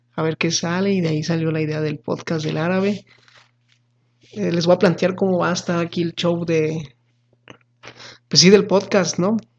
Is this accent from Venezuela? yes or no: no; Mexico; como buenos mexicanos